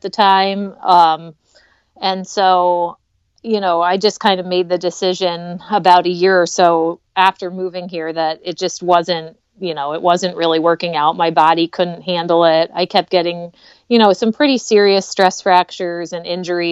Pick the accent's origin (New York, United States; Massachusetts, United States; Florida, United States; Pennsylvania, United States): Pennsylvania, United States; moved away as an adult; now in Michigan, United States; I was born in Michigan actually. But I only lived here until I was like in second grade. And then we moved to Pennsylvania for my dad's job. And I lived there like through college.